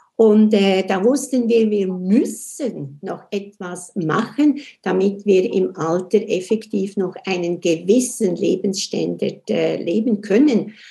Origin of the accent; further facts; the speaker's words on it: Switzerland; accent: Swiss; Und ich komme aus der Schweiz, das hört man ja auch